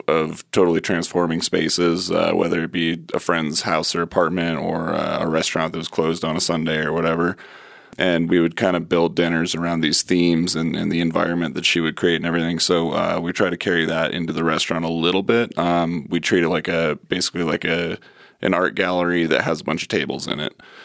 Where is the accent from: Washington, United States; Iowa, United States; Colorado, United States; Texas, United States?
Colorado, United States; Manitou Springs; I'm a Springs area native, grew up in Manitou, from a military family